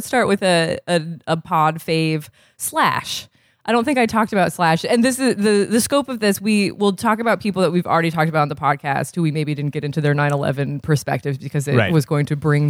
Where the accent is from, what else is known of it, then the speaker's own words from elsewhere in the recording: Vermont, United States; I was 12. I am from Vermont.